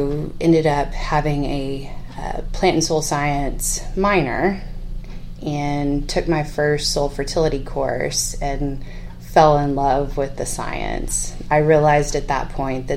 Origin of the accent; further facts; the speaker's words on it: San Patricio County, South Texas, United States; moved away as an adult; also born or lived in College Station, Texas; now in Lubbock, United States; I grew up in South Texas. My father is a cotton farmer, grain sorghum farmer in San Patricio County